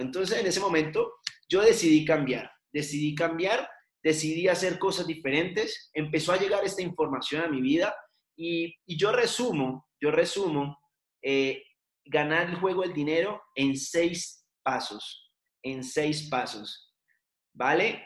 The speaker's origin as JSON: {"language": "Spanish", "town": "Cali", "region": "Valle del Cauca", "country": "Colombia", "moved": "as an adult", "lives_now": "Bogotá, Colombia", "said": "soy de Cali, vivo en Bogotá ya hace nueve años"}